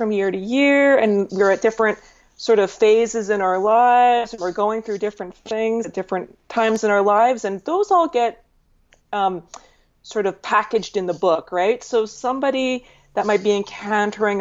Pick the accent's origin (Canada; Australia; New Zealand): Canada; Calgary, Alberta; now in Toronto, Canada; I was born in Calgary, Alberta, Canada, on the other side, on the west side of Canada